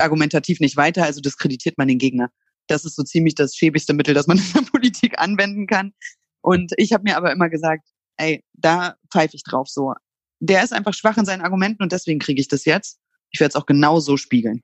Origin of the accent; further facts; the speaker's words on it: East Germany, Germany; ich bin in der DDR geboren und äh, war sechs Jahre alt, als die Mauer gefallen ist